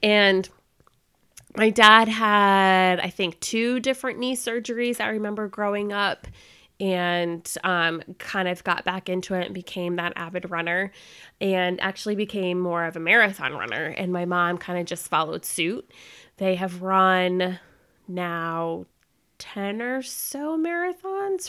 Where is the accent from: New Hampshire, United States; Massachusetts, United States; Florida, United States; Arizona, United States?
Florida, United States; moved away as an adult; also born or lived in North Carolina; I was born and raised in Florida, and I decided to escape the Florida heat and come up to North Carolina for college.